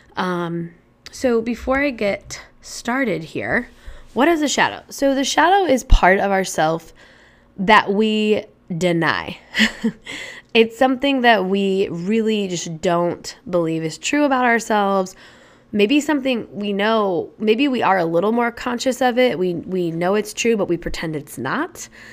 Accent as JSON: {"language": "English", "town": "Indianapolis", "region": "Indiana", "country": "United States", "also_born_or_lived": "Chicago / Boston / Colorado", "moved": "yes", "lives_now": "New Hampshire, United States", "said": "I'm initially from Indianapolis, Indiana, and I now live in New Hampshire"}